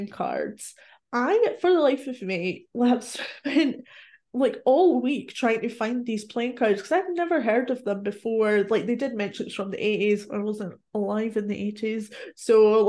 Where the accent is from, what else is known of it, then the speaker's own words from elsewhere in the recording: Scotland, United Kingdom; I'm Scottish